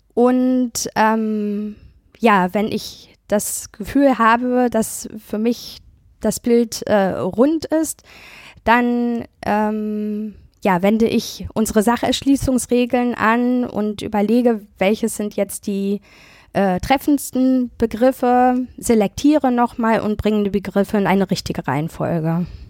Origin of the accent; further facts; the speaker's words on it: Germany; wir in Deutschland